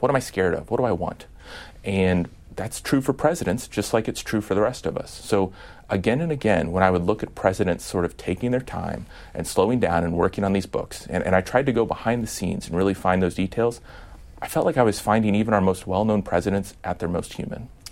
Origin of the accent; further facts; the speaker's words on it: Midwest, United States; I'm from the Midwest